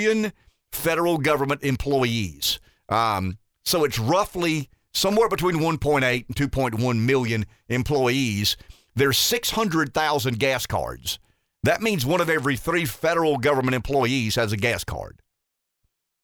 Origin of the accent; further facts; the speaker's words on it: the South, United States; as a Southerner